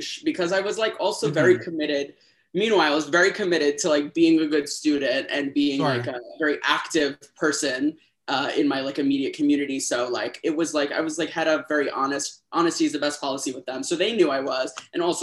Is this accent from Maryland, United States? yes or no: no; Los Angeles, California, United States; moved away; I'm from Los Angeles originally